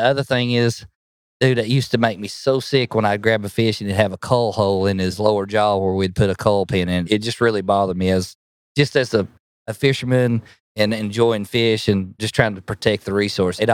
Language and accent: English; Spring City, Tennessee, United States; I'm from Spring City, Tennessee, right near Lake Chickamauga. Probably everybody's heard of Lake Chickamauga, but born and raised there for all my life. Grew up on the Tennessee River